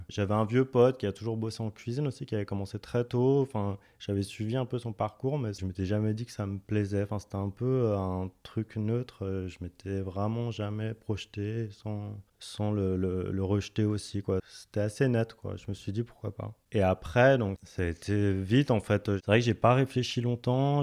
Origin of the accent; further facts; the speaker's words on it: Dijon, Bourgogne-Franche-Comté, France; Je suis né à Dijon. J'ai fait mes études à Dijon